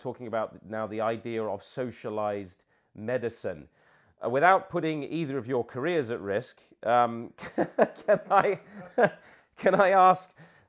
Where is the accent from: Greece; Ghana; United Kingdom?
United Kingdom; Peter, as a Brit myself and you living in the UK, you know how important...